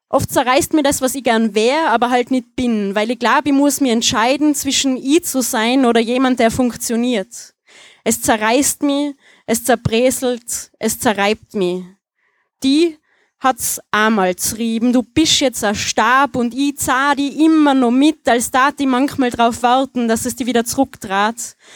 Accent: Tyrol, Austria; Ich äh, habe einen Text äh, in Mundart, äh, falls man es nicht hört. Äh, ich komme aus Tirol.

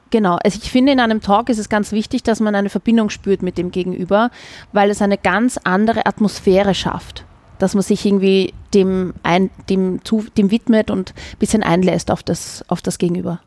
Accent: Vienna, Austria; accent: Wienerisch; first language Viennese German; weil es meine Muttersprache ist, was meine Herzenssprache auch ist. Und ich liebe Wienerisch.

